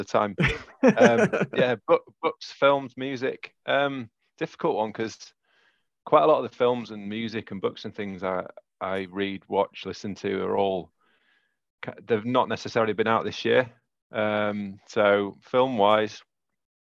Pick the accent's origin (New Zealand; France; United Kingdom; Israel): United Kingdom; Yorkshire and the Humber; accent: Yorkshire; my Yorkshire accent